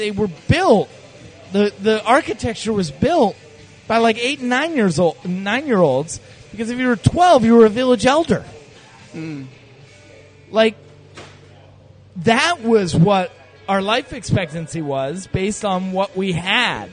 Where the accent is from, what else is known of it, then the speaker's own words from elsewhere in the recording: Maine, United States; I grew up in Maine